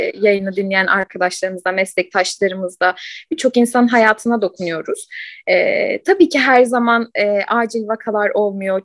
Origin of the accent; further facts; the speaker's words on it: Ankara, Turkey; Ankara'da doğdum.